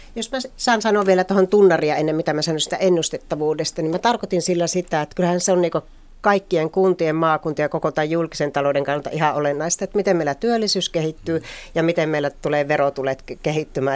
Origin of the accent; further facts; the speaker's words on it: Joensuu, North Karelia, Finland; minun kotikaupunkini Joensuu